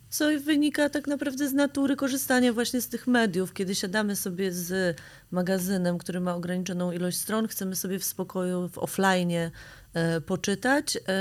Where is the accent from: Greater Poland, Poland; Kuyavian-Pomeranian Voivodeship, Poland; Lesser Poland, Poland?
Kuyavian-Pomeranian Voivodeship, Poland; Grudziądz; now in Warsaw, Poland; My jesteśmy dziewczynami z Grudziądza, które przyjechały do Warszawy